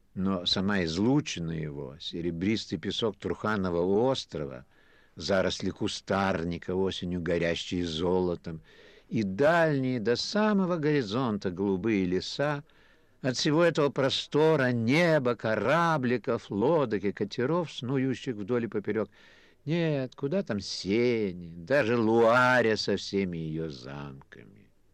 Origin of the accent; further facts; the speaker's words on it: Kyiv, Ukraine; now in Paris, France; Я тоже киевлянин